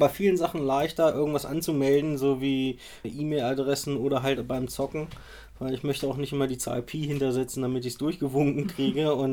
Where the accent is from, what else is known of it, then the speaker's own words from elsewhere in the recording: Rostov, Rostov Oblast, Russia; komme äh, aus Rostov, bin 33 Jahre alt